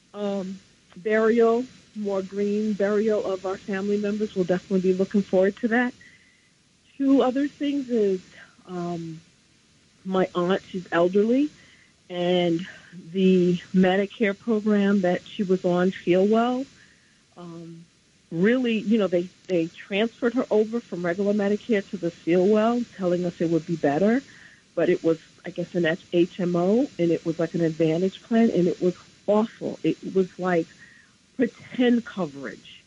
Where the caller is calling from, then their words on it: New Rochelle, New York, United States; I'm calling from New Rochelle.